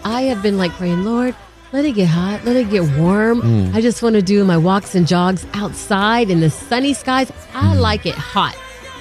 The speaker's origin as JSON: {"language": "English", "area": "South Side of Dallas", "region": "Texas", "country": "United States", "tie": "born or raised there", "said": "we grew up on the South Side. That was the Duncanville DeSoto mentality"}